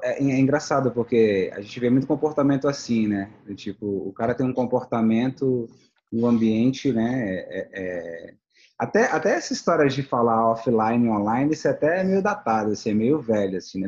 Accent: Brasília, Federal District, Brazil; a gente é de Brasília.

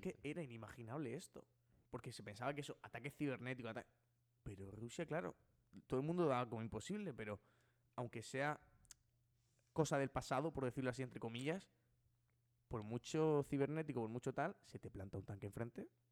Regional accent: Spain; soy español

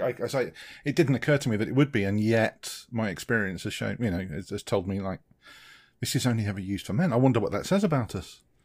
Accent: United Kingdom; accent: British; being a Brit

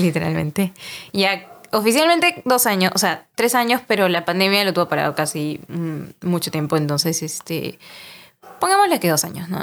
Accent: Peru; Somos peruanos

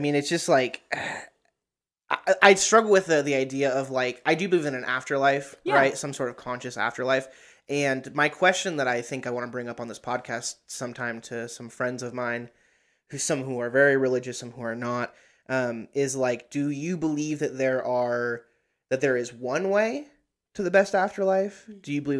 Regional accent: Idaho, United States; they don't know we're from Idaho, so it's all good.

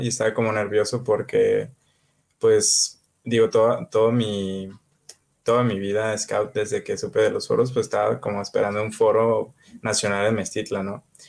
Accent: Jalisco, Mexico; ahorita yo ya estoy viviendo en Jalisco, de, en mi tierra

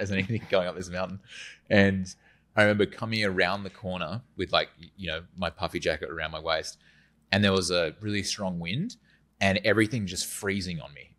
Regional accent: Western Australia, Australia; moved away; I'm from Western Australia, so it's very flat.

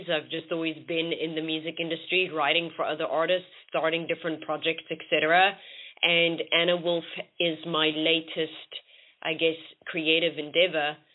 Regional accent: South Africa; moved away as an adult; now in London, United Kingdom; I am originally from South Africa and I moved to London about six years ago.

